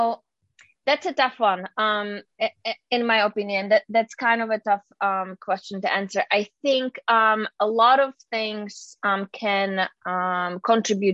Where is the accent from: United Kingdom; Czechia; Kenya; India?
Czechia; moved away; I'm originally from the Czech Republic, so I have a little weird name.